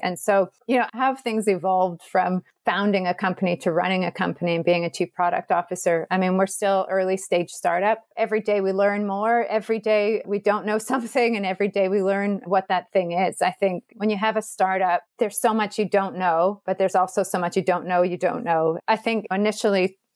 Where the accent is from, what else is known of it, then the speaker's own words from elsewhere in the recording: Edmonton, Alberta, Canada; now in Auckland, New Zealand; I grew up in Edmonton